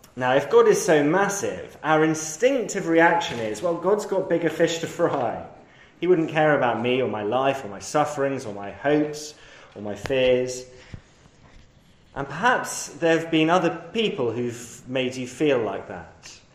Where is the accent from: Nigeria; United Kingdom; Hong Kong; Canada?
United Kingdom; London; I grew up in London, on the highest hill in London